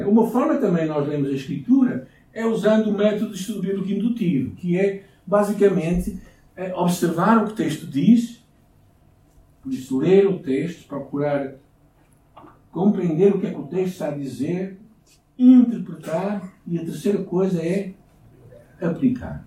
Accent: Portugal; como bons portugueses

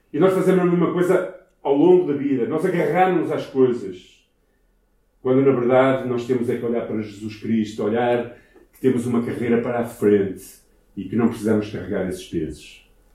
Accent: Ermesinde, Norte, Portugal; also born or lived in Brazil; eu nasci em Hermesina, nasci nesta cidade, ok? Na casa que era dos meus avós

